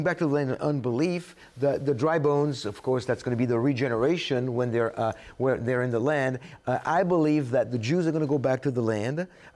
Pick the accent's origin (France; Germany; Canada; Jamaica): France; moved away as an adult; now in United States; I come from France